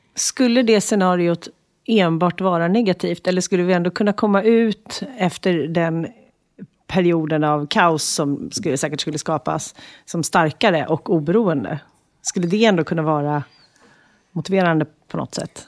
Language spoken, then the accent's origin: Swedish; Sweden; Som svensk